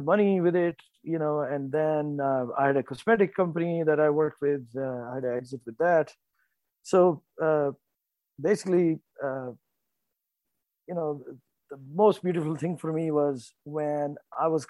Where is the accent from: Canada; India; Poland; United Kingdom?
India; North India; I was born and raised in North India